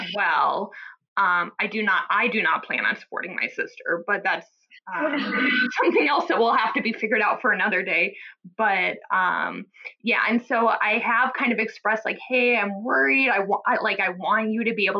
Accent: Omaha, Nebraska, United States; now in New Haven, United States; I'm from the Midwest. She's still in Omaha, Nebraska, where I'm from, and we're out in Connecticut.

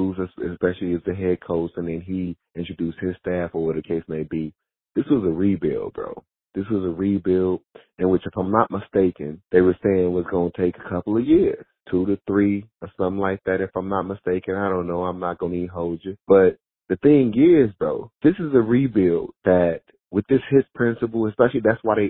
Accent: Chicago, Illinois, United States; now in Minnesota, United States; born and raised in the Chi.

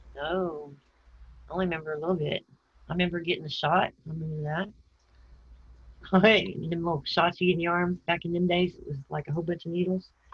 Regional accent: San Antonio, Texas, United States; also born or lived in Houston, Texas / Arizona / Portland, Texas; I think mostly San Antonio until I was 11, in Houston after

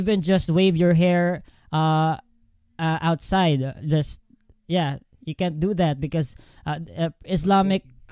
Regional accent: Philippines; I'm a young Filipino

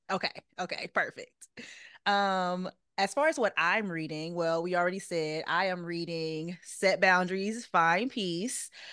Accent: St. Francisville, Louisiana, United States; moved away as an adult; now in Los Angeles, United States; I am from Saint Francisville, Louisiana, which is right outside of Baton Rouge

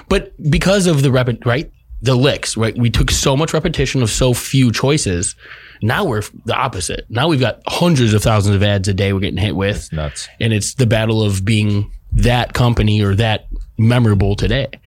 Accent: Chicago, Illinois, United States; I grew up in Chicago, the house music scene

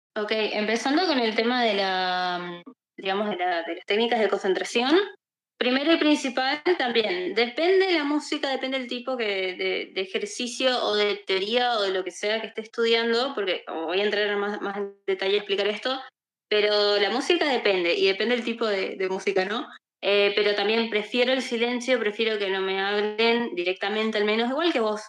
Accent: Misiones, Argentina; soy de Argentina, eh, soy estudiante de bioquímica, farmacia, también trabajo como software developer, eh, también acá para una empresa de acá de mi país. Eh, soy del norte de mi país, tenemos una comunidad justamente eh, que se llama Misiones Haití, que es justamente el nombre de mi provincia

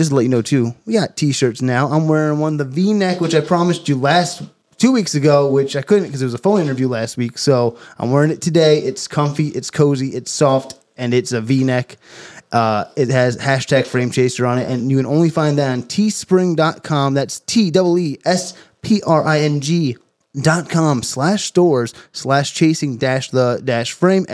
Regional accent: New Jersey, United States; moved away; I'm from Jersey originally

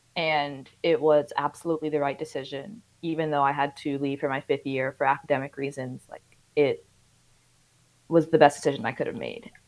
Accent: Somerset, New Jersey, United States; moved away as an adult; also born or lived in Nashville, Tennessee; now in Washington, DC, United States; Yeah, I'm from Somerset, New Jersey.

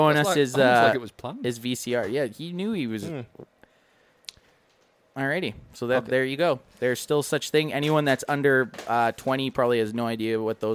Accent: Canada; I read it as a Canadian, Oxnard.

